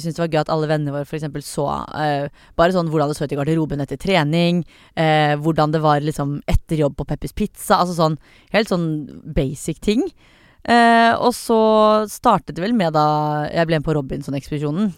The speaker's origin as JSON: {"language": "Norwegian", "country": "Norway", "said": "jeg er norsk"}